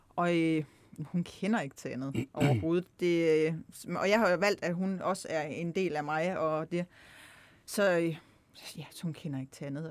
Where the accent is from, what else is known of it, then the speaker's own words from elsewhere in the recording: Himmerland, North Jutland, North Denmark Region, Denmark; moved away as an adult; also born or lived in Copenhagen; now in Kolding, Denmark; er opvokset i Nordjylland, Himmerland, helt opad